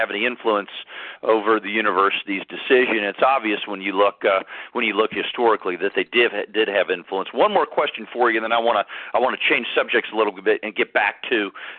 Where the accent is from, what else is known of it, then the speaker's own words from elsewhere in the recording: Georgia, United States; I grew up in Georgia, currently live in Georgia, do some PR work and some political work over in the Atlanta area.